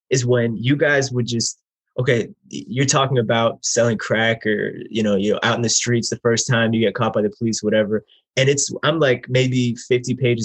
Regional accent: New Jersey, United States; I'm from New Jersey too.

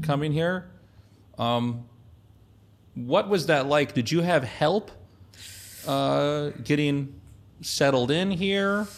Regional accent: Kansas, United States; moved away as an adult; also born or lived in Colorado; I was a kid from Kansas.

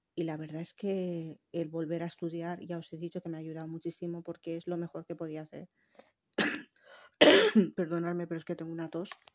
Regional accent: Tangier, Tanger-Tetouan-Al Hoceima, Morocco; also born or lived in Valencian Community; now in Spain; yo soy marroquí, nacida en Tánger

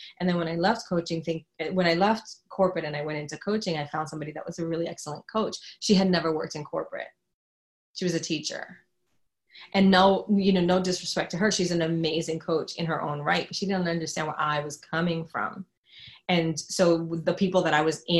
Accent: New York, United States; I'm from New York

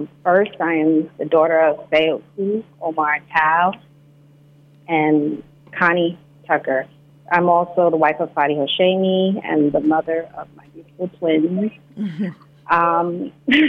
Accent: Gambia; also born or lived in United States; growing up in the Gambia

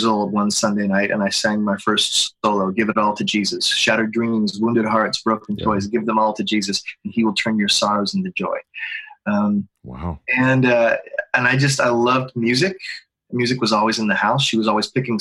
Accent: Pittsburgh, Pennsylvania, United States; moved away as an adult; also born or lived in Atlanta, Georgia; I grew up in Pittsburgh

